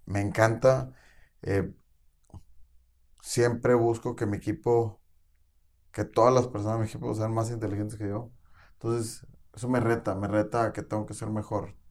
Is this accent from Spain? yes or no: no; Mexico; tenemos una supercultura como mexicanos